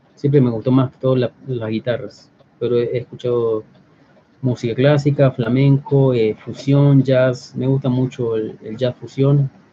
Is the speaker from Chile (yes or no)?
no; Córdoba, Argentina; moved away as an adult; now in Mexico; Córdoba, la ciudad, mi ciudad natal